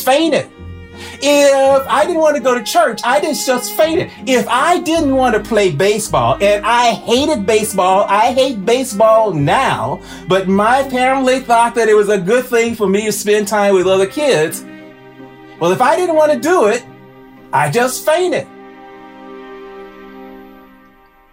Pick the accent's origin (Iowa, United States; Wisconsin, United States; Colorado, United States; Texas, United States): Texas, United States; Houston; now in Boston, United States; I grew up in Houston, Texas